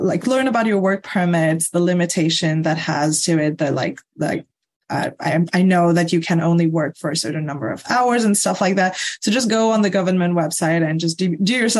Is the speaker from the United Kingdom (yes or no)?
no; Mauritius; English is a second language; moved away as an adult; now in Canada; I'm from Mauritius. So my Mauritian experience was used for me to get a job here